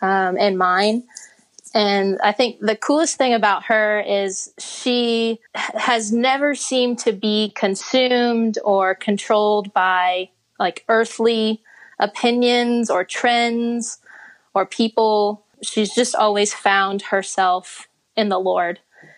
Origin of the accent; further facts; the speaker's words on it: Virginia, United States; born there; also born or lived in Dallas / Connecticut; So I was born in Virginia. Then we moved to Texas. My dad's side of the family's from Tyler and my mom from San Antonio.